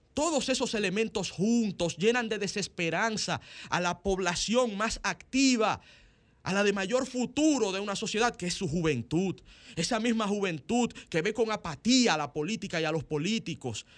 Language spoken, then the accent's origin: Spanish; Dominican Republic; los dominicanos